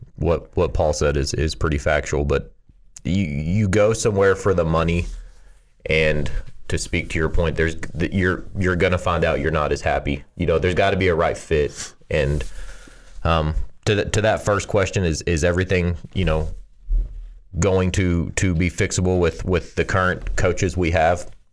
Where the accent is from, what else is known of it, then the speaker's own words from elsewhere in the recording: Odessa, Texas, United States; also born or lived in Lubbock, Texas; growing up in Odessa, Texas with just me and Dad